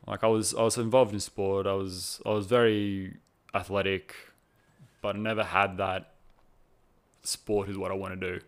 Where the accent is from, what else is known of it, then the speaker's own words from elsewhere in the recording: Cronulla, New South Wales, Australia; I'm originally from Cronulla in New South Wales